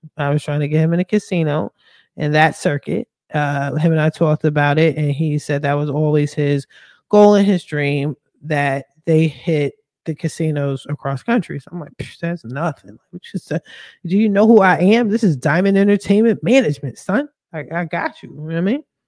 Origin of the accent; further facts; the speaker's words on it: Philadelphia, Pennsylvania, United States; I'm from Philly.